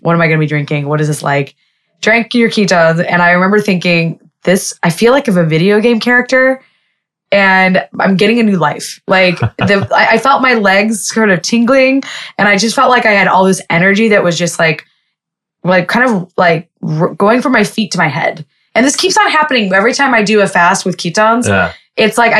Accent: Lebanon; And I was like, well, I'm going to do this anyway because I'm Jewish, but I'm also Lebanese.

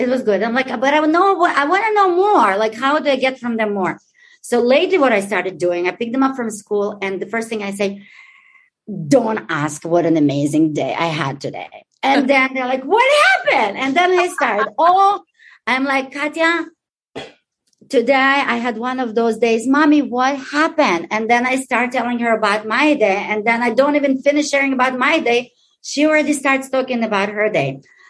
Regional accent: Ukraine; I'm Ukrainian. I was born in Ukraine.

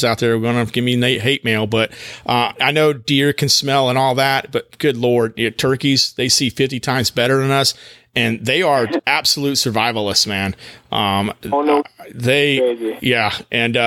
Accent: Texas, United States; now in North Carolina, United States; I grew up actually in Texas

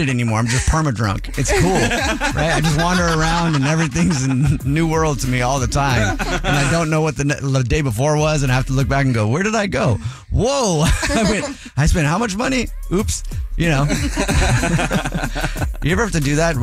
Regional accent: United States; we're American

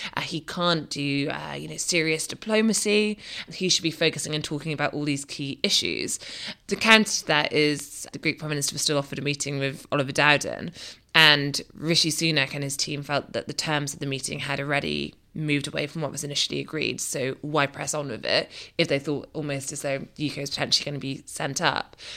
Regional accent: Scotland, United Kingdom; Scotland's safest seat and my hometown.

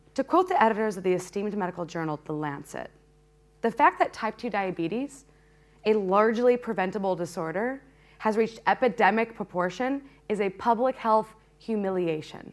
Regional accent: Peoria, Illinois, United States; When I was a kid growing up in Peoria

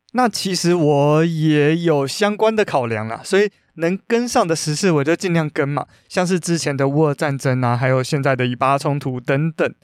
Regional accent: Taiwan; 我们台湾人

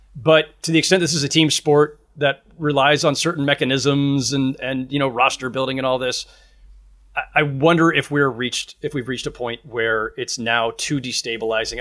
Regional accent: Bay Area, California, United States; I grew up in the Bay Area during that era

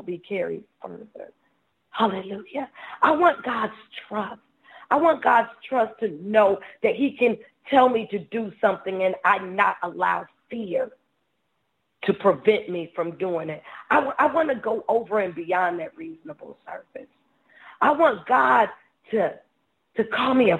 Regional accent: Ohio, United States; moved away; I'm from Ohio

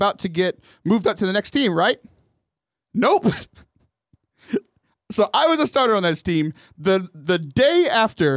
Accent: Houston, Texas, United States; I grew up in the Diocese of Galveston, Houston

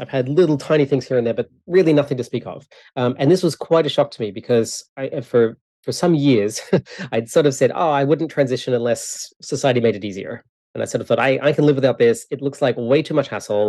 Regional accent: Australia; now in Canada; I live in Canada, but I'm from Australia.

